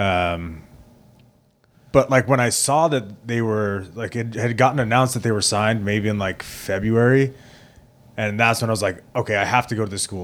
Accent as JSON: {"language": "English", "town": "Plainview", "region": "New York", "country": "United States", "tie": "born or raised there", "said": "I grew up in Plainview, uh, which is, like, kinda smack dab in the middle of Long Island"}